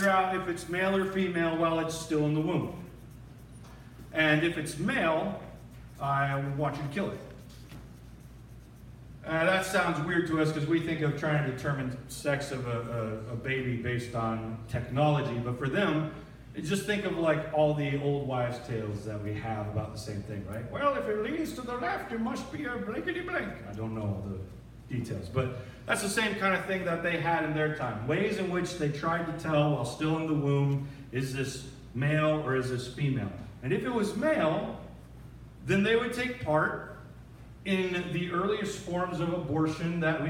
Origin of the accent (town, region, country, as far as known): 30 minutes from Dearborn, Michigan, United States; born or raised there